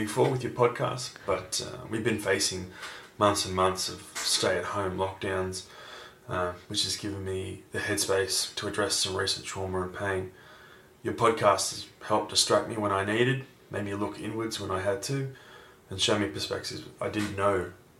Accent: Australia; I'm an Australian 32-year-old father of one and husband to my amazing wife.

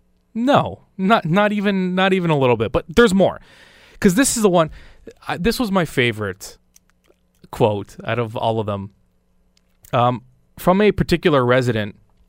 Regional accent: Burlington, Ontario, Canada; When I moved to Stoney Creek, I was appalled. I mean, I'm from Burlington.

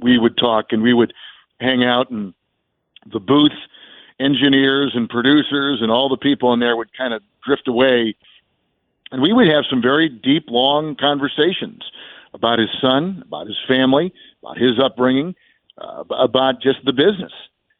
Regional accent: Midwest, United States; Well, it's been pretty natural, to be quite honest, Richard, because of we're both from the Midwest.

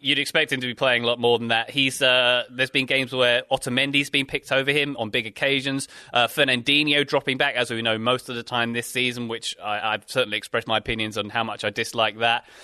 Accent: United Kingdom; being British

